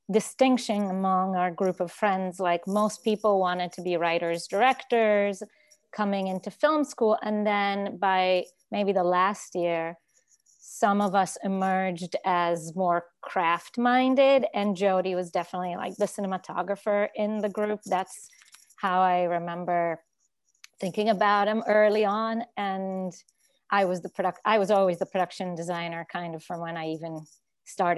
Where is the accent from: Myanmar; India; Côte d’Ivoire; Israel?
Israel; moved away as an adult; also born or lived in New York; I grew up in Israel and I went to a very prestigious art high school